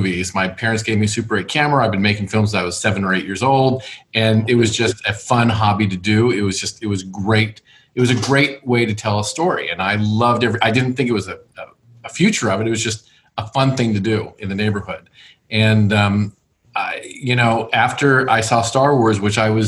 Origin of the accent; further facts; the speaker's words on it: Los Angeles, California, United States; I was born and raised in Los Angeles